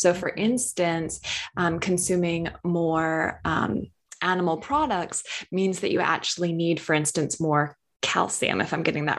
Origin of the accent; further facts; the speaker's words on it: United States; Because I am from North America, so I don't know if you guys had it in Australia, but the Got Milk campaign, I grew up with all these celebrities having a milk mustache